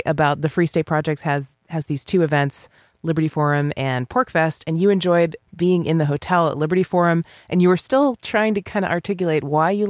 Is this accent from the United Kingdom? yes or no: no; Ireland; But if me as an Irish person who never tans, always burns, don't have that gene